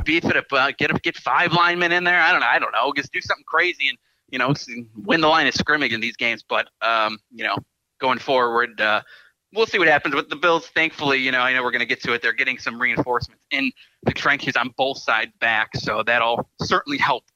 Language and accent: English; Niagara Falls, New York, United States; I'm a Niagara Falls native